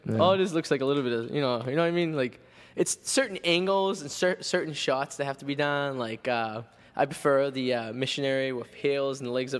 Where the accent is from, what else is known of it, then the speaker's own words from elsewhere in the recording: Revere, Massachusetts, United States; I'm from Revere, so it's like the Jersey Shore almost.